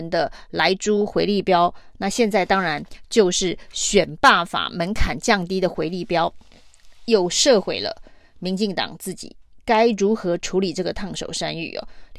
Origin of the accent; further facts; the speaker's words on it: Taichung, Taiwan; 我们台中人关心台中市哦，关心政治人物能不能够让台中市民过得更好